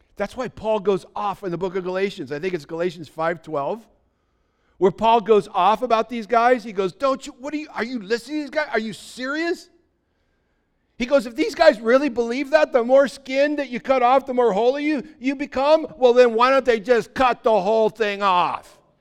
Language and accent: English; United States; back in the sixties, when I was growing up, everybody in America was considered a Christian